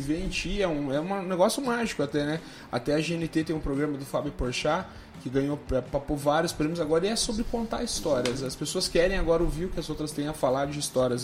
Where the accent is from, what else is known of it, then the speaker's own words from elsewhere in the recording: Curitiba, Paraná, Brazil; eu sou curitibano raiz